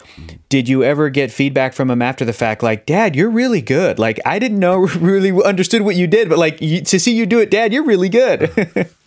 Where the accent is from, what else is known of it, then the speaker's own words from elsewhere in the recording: San Diego, California, United States; I'm from San Diego. I grew up there